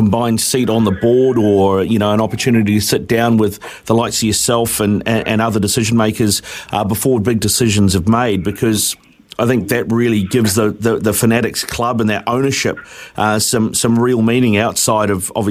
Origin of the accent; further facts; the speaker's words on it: Auckland, New Zealand; I'm a born and bred Aucklander